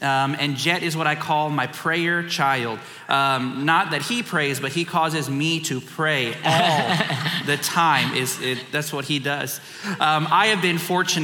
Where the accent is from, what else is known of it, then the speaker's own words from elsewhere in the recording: San Antonio, Texas, United States; I am from San Antonio, Texas